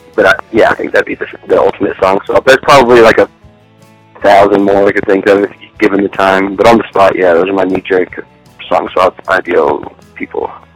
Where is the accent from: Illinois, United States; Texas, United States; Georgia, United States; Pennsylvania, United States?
Texas, United States; Roby; also born or lived in Sweetwater, Texas / Levelland, Texas; now in Lubbock, United States; I'm from Roby, Texas. Roby and Sweetwater, actually. I lived in between the two of them, and uh, I always switched schools between the two